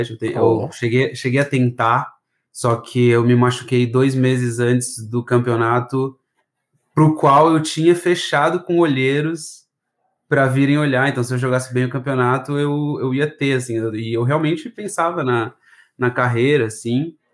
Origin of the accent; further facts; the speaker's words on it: Florianópolis, Santa Catarina, Brazil; Eu sou daqui de Floripa, nascido e criado, assim, é, eu não tenho muito sotaque, que a, os meus pais não são da capital, né?